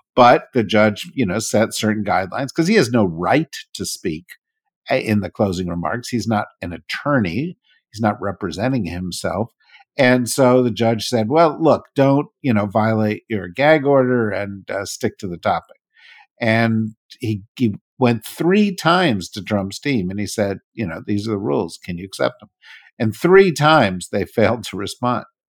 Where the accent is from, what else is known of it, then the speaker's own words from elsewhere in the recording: New Jersey, United States; I'm from New Jersey. I don't say that stuff